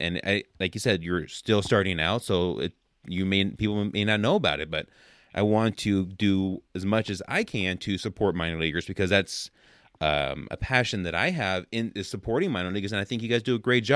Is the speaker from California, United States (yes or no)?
yes; Oakland, California, United States; I grew up in the Oakland area in California